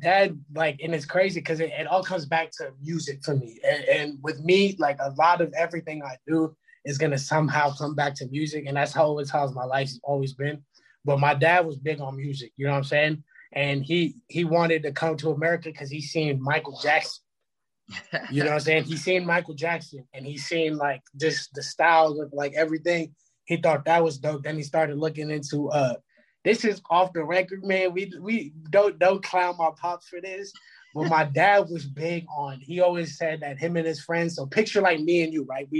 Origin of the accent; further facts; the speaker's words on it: Puerto Rico; I'm Puerto Rican